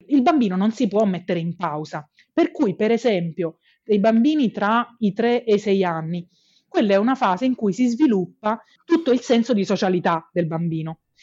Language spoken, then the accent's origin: Italian; Apulia, Italy; nelle regioni del sud Italia, da cui io vengo perché io sono pugliese